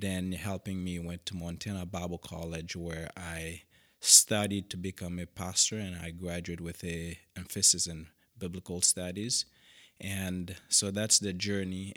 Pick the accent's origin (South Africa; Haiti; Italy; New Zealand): Haiti; Cap-Haïtien; English is a second language; moved away as an adult; now in Western Washington, United States; originally I grew up in Haiti